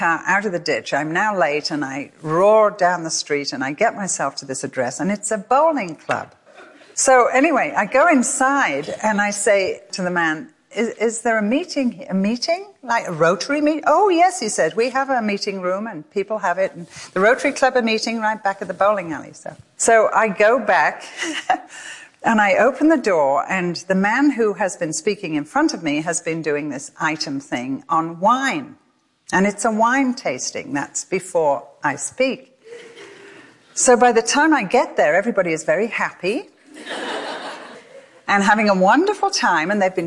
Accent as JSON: {"language": "English", "region": "England", "country": "United Kingdom", "moved": "as an adult", "lives_now": "United States", "said": "I come from England"}